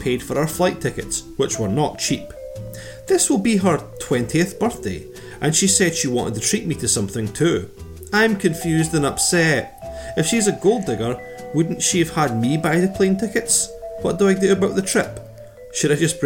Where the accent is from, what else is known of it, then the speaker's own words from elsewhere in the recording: Scotland, United Kingdom; we're Scottish